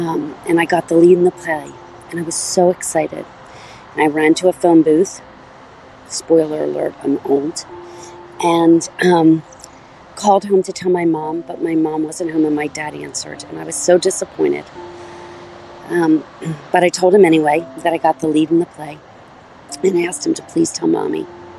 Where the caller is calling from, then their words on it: Wayne, Pennsylvania, United States; I'm calling from Wayne, Pennsylvania.